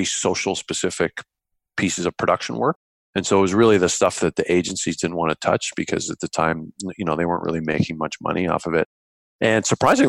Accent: Canada; being Canadian, our biggest client was BlackBerry

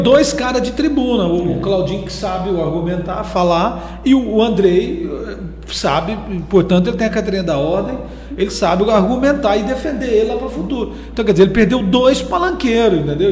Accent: Castelândia, Goiás, Brazil; now in Caldas Novas, Brazil; sou lá de Castelândia

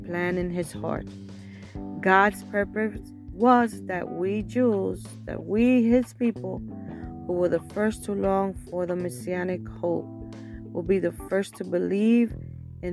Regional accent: New York City, New York, United States; I was born and raised in Brooklyn, New York.

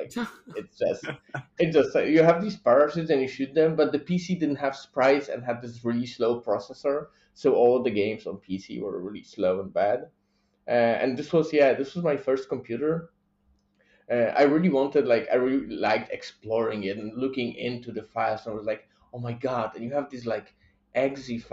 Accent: Poland; I'm from Poland

